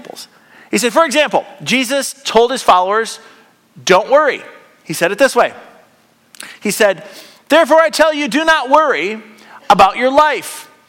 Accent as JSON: {"language": "English", "country": "United States", "said": "I'm an American"}